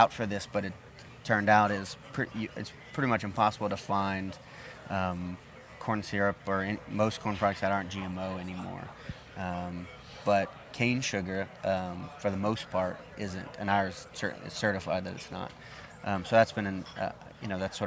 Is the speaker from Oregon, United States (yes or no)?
no; Louisiana, United States; the figs that we grew up with here in Louisiana